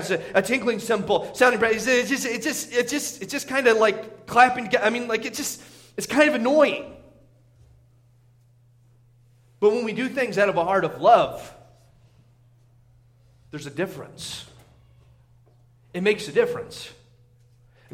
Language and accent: English; Indiana, United States; now in Montana, United States; growing up in Indiana